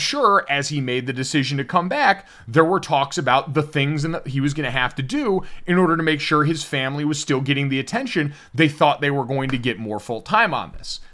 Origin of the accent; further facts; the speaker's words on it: Scottsdale, Arizona, United States; moved away; I grew up in Scottsdale for a little while